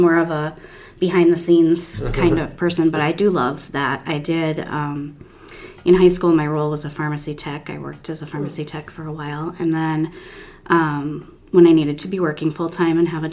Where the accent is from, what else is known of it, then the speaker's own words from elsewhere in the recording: Minnesota, United States; also born or lived in Duluth, Minnesota / Burnsville, Minnesota / Marshall, Minnesota; I am a born and raised Minnesota girl.